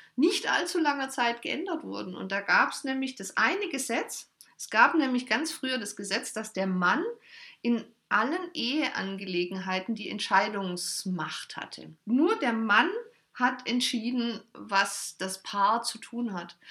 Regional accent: Germany; bei uns in Deutschland

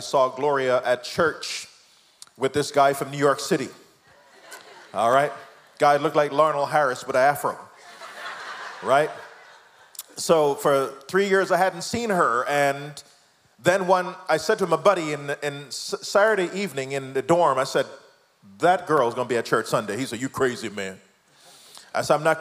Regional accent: Jamaica; moved away; I am the product of my mom, teenage mom, raised by my grandmom. My mom came to America, left me in Jamaica

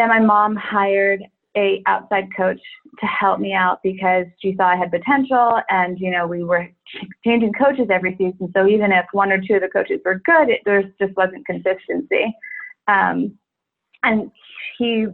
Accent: New York, United States; I'm from New York

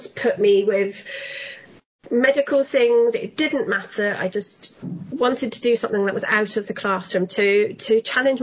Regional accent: United Kingdom; moved away as an adult; now in Netherlands; I'm British. I'm from the south coast of the UK.

